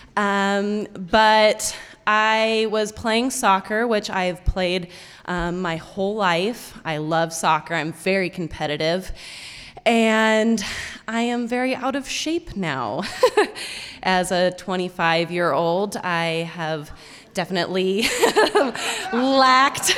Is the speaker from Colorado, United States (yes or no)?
yes; Fort Collins, Colorado, United States; moved away; I grew up in Fort Collins, Colorado, which is about an hour outside of Denver